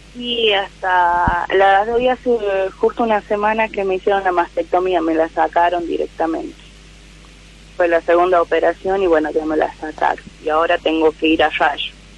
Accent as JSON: {"language": "Spanish", "region": "Salta", "country": "Argentina", "said": "Salta, de Oranzi."}